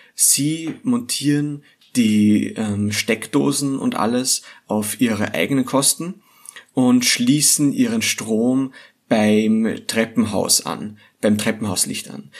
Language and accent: German; Austria; hier bei uns in Österreich